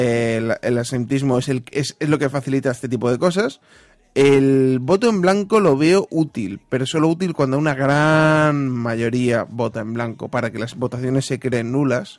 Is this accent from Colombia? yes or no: no; Castile and León, Spain; soy leonés